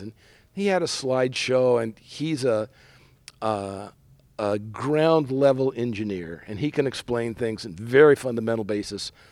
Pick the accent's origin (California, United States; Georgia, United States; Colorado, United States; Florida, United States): California, United States; San Diego; also born or lived in Bay Area, California; I grew up in San Diego, spent a lot of time surfing, came up to the Bay Area to go to school at Berkeley.